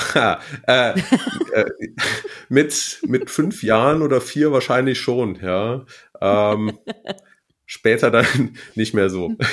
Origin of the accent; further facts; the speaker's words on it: Marienheide, North Rhine-Westphalia, Germany; now in Munich, Germany; ich komme aus NRW ähm, und aus der Gegend von Gummersbach